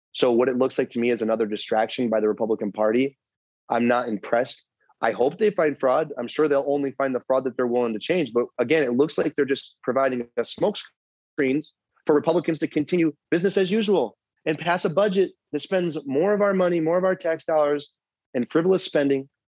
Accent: New York, United States; now in Arizona, United States; I came from New York. Many people came from different parts of the country to be here.

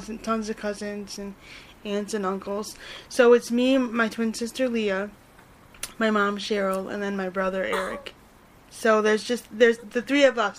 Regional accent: near Buffalo, Western New York, United States; I grew up here in Western New York. So, like, I live near Buffalo

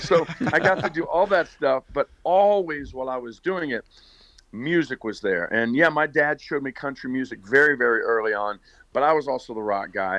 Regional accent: Northern Virginia, United States; moved away as an adult; also born or lived in Pittsburgh, Pennsylvania / Williamsburg, Virginia / Hollywood, California; now in Nashville, United States; I was born in Pittsburgh, uh, but my parents uh, split when I was in about third grade, and my mother moved us to Northern Virginia, right outside of um, D.C. And so I grew up in Northern Virginia.

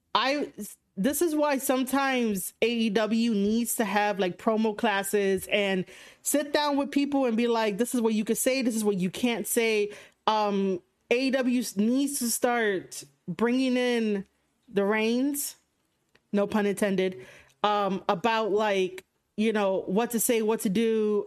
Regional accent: New York City, New York, United States; I'm from New York City

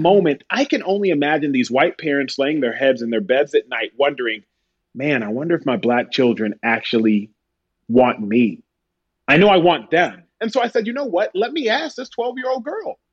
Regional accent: Texas, United States; My brother and I from Texas.

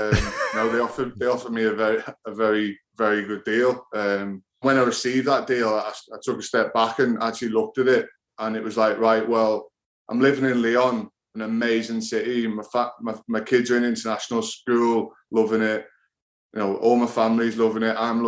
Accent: England, United Kingdom; As a kid growing up in England, I think that's what you always want to play, be like an England rugby player.

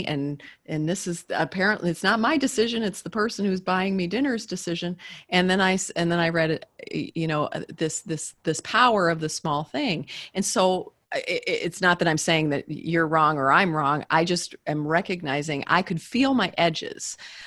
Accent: Midwest, United States; I'm from the Midwest, and I have I was raised from good stock

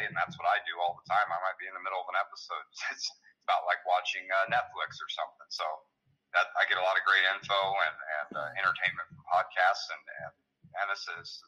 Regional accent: Illinois, United States; It's just starting out in my home state of Illinois.

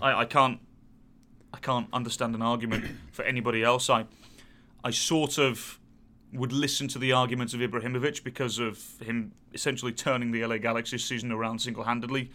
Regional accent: England, United Kingdom; us being very British

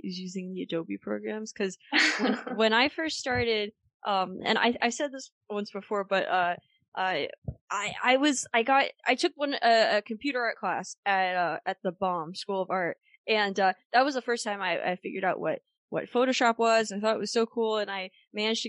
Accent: Lehigh Valley, Pennsylvania, United States; I knew about Kutztown growing up in the Lehigh Valley

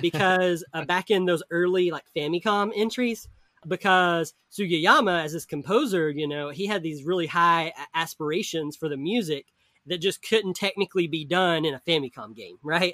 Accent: the South, United States; I grew up in the South

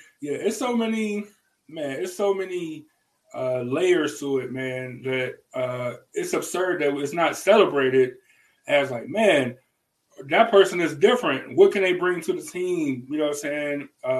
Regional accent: the South, United States; But I'm from the South, and that's how we talk.

